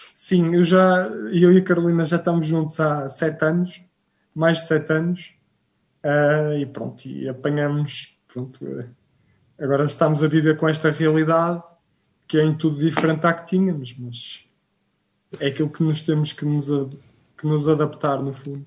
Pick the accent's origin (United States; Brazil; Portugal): Portugal; Rio Tinto, Norte; sou de Rio Quinto, na cidade do Porto, uh, portanto, benfiquista